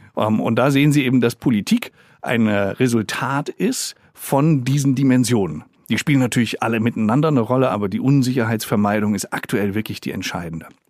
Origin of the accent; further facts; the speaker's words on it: Germany; hier bei uns in Deutschland